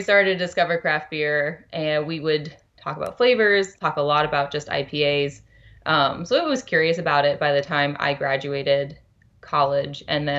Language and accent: English; Shreveport, Louisiana, United States; now in Bend, United States; I am from Louisiana, Shreveport, Louisiana, northwest corner.